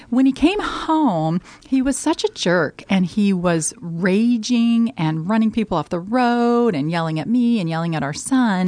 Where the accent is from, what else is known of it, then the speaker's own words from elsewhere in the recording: Colorado, United States; moved away as an adult; now in Omaha, United States; I am from Colorado. I'm actually a Colorado native